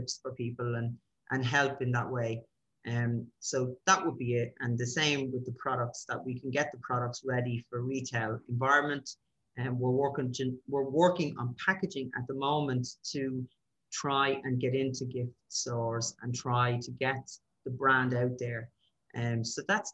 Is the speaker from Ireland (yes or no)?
yes; Dublin, Leinster, Ireland; when I moved away from Dublin and went down the country